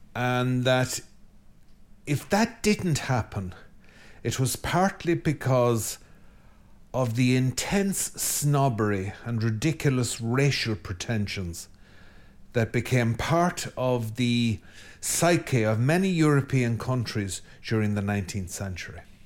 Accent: Ireland; I'm Irish

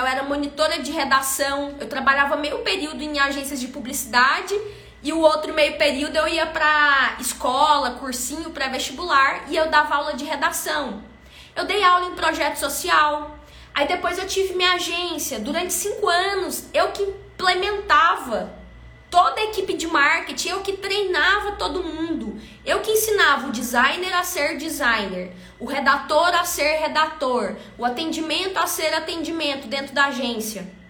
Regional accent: Brazil; accent: caipira; o meu sotaque caipira

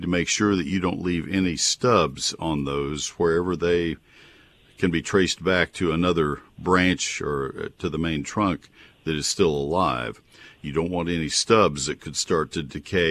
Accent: Texas, United States; also born or lived in Ohio; I grew up in Texas. So I am a Texas guy through and through

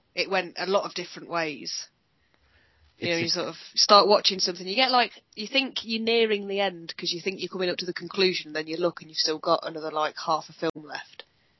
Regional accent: United Kingdom; accent: British; because we're very British like that, we send lots and lots and lots of letters

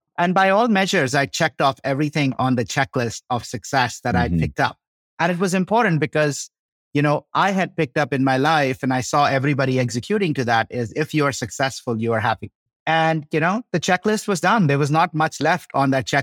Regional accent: India; moved away as an adult; also born or lived in Chicago, United States / Boulder, United States; now in Colorado, United States; I grew up in India

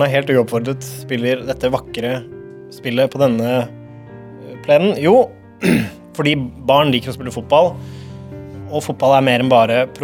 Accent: Oslo, Norway; Jeg har mye god Oslo-historie, eh, og jeg tenkte at det kunne være passende siden jeg er fra Nordstrand

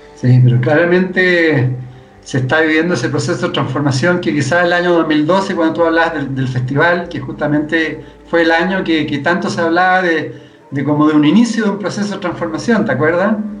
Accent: Chile; Vivimos tanto, especialmente acá en Chile

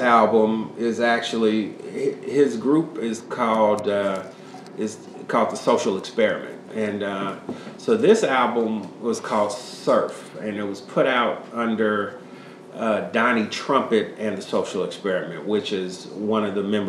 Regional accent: Chicago, Illinois, United States; born or raised there

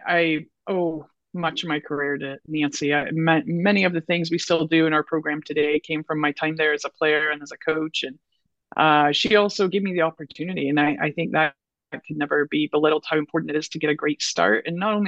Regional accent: Scotland, United Kingdom; And when you're Scottish, we all know how we like the green dollar.

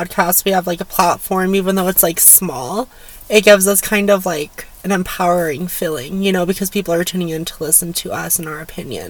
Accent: Highlands Ranch, Colorado, United States; also born or lived in Durango, Colorado / Fort Collins, Colorado; I was born in Durango, I moved from there. I lived in Fort Collins for a little bit, then I moved to Highlands Ranch, and I lived in how many houses in Highlands Ranch? I was in Highlands Ranch for 11 years almost.

